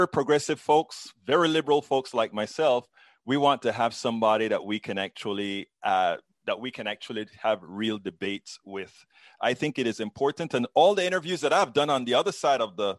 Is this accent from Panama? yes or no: yes; Panama; now in United States; I'm from Central America, Panama